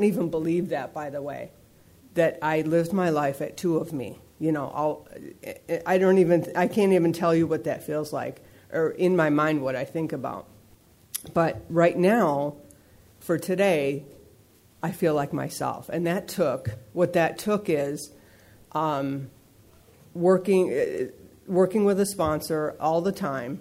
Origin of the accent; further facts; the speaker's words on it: East Coast, United States; now in San Fernando Valley, United States; I grew up back east